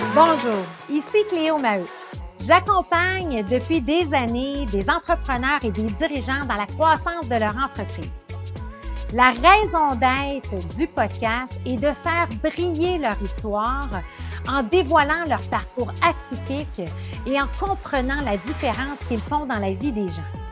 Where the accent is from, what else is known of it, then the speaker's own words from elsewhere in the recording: Beauceville, Quebec, Canada; je suis beauceronne